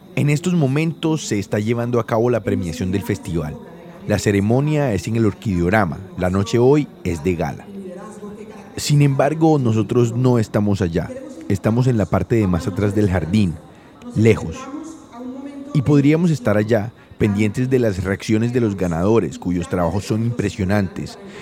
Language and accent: Spanish; Colombia; cómo somos los colombianos y cómo es nuestra realidad